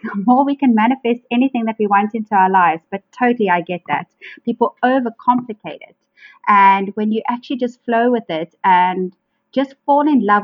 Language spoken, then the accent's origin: English; Cape Town, Western Cape, South Africa; accent: South African; from Cape Town, beautiful Cape Town